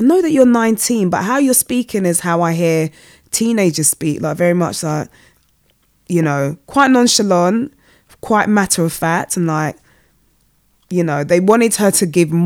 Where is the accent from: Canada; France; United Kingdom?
United Kingdom; I'm a British citizen, even though I'm like, we're first generation born.